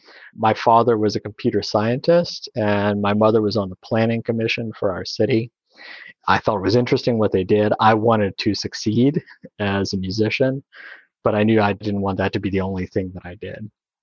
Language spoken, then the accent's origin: English; Slidell, Louisiana, United States; also born or lived in Kenner, United States; I grew up in Kenner, which is a small suburb outside of New Orleans, until I was about five. That's where the New Orleans airport is. And then we moved across Lake Pontchartrain to Slidell